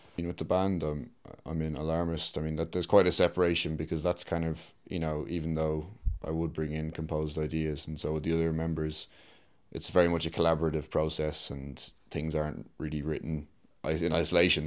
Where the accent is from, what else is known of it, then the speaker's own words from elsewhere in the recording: Dublin, Leinster, Ireland; I'm a composer from Dublin